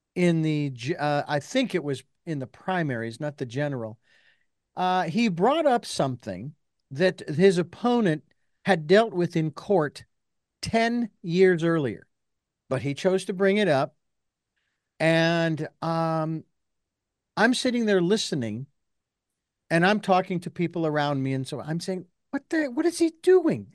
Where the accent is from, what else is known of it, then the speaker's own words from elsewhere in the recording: Phoenix, Arizona, United States; when I was born and raised in Phoenix